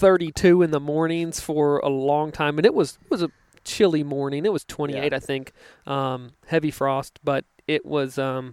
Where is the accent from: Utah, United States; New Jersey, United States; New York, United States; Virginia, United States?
Virginia, United States; now in Missouri, United States; I grew up in Virginia where we had a 6-week gun season.